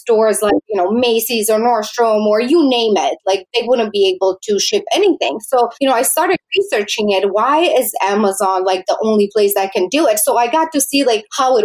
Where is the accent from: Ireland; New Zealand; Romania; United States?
Romania; moved away; I was born in Romania, and I am very grateful actually that I was born there